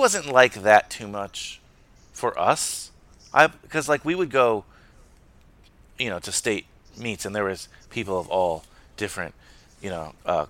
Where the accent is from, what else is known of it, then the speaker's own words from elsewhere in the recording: United States; I'm an American. I'm a proud American